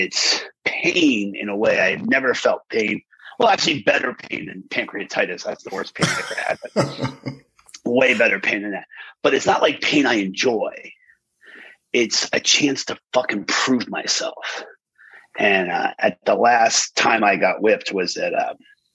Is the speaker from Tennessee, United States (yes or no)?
no; Pennsylvania, United States; where I grew up in Pennsylvania